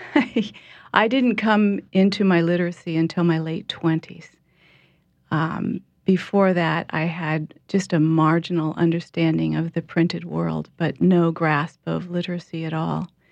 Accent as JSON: {"language": "English", "town": "Portland", "region": "Oregon", "country": "United States", "moved": "as an adult", "lives_now": "New Orleans, United States", "said": "I'm from Portland, Oregon"}